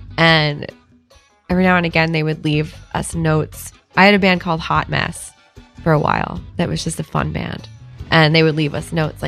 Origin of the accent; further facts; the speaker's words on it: Boston, Massachusetts, United States; I'm from Boston.